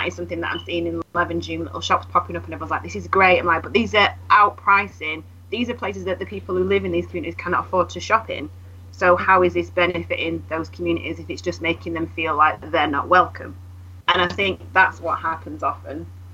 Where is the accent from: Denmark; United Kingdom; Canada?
United Kingdom; Manchester, North West England; I grew up in Miles Platting.